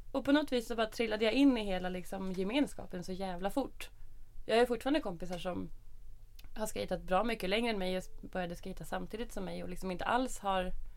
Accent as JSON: {"language": "Swedish", "town": "Norrtälje", "region": "Stockholm County", "country": "Sweden", "tie": "born or raised there", "said": "Jag är uppvuxen i Norrtälje. En liten skitstad en timme norr om Stockholm"}